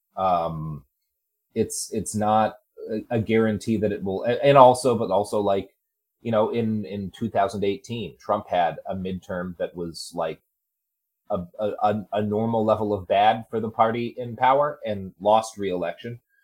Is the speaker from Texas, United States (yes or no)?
yes; Texas, United States; moved away as an adult; I grew up in Texas. I lived there for 20 years.